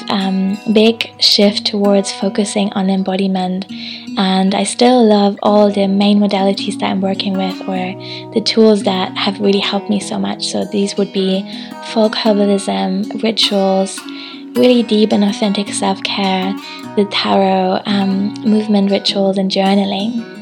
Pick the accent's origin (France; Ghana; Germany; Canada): Germany; Hamburg; moved away; I'm in Hamburg at the moment, which is my hometown